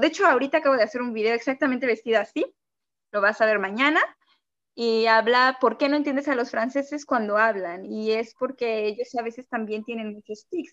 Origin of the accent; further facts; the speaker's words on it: Mexico City, Mexico; moved away as an adult; also born or lived in Mérida, Mexico; Yo soy de la Ciudad de México y viví en Mérida los cuatro años de mi carrera